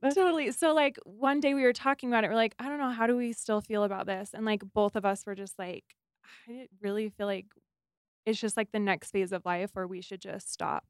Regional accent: Arizona, United States; now in Utah, United States; I grew up in Arizona

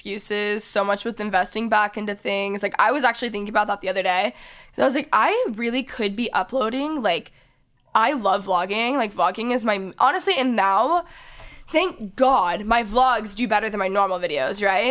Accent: Texas, United States; now in Los Angeles, United States; I grew up in Texas

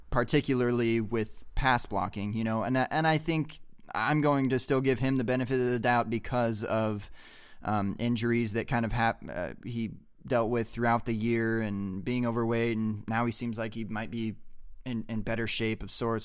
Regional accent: Montana, United States; I'm from Montana

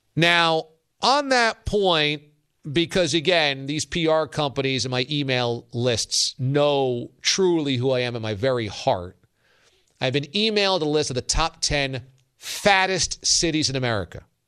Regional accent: New York, United States; I'm from New York

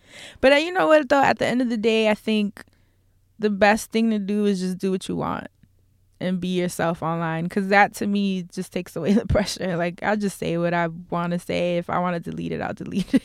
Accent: New York City, New York, United States; I'm from New York

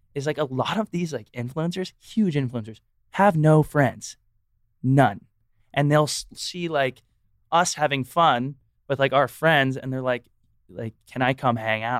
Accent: Texas, United States; moved away; I'm also from Texas

